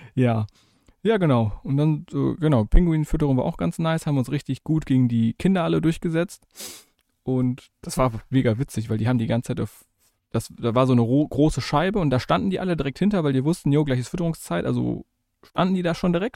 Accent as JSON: {"language": "German", "country": "Germany", "said": "als Deutscher"}